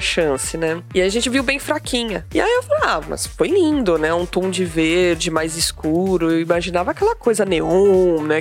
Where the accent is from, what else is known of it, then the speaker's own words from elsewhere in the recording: Brazil; somos brasileiros